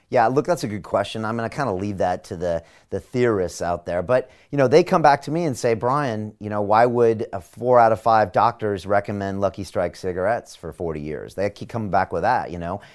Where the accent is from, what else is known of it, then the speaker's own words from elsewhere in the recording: San Diego, California, United States; moved away as an adult; now in London, United Kingdom; I'm a kid from San Diego